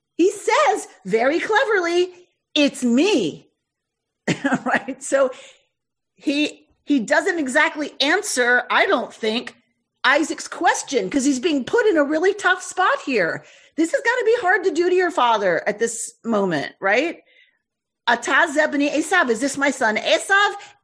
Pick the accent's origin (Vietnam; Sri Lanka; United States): United States; the South; I come from the South